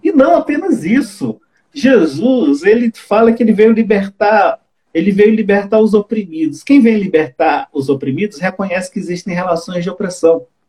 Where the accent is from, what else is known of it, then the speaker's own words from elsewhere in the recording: Ceará, Brazil; now in Belo Horizonte, Brazil; eu sou cearense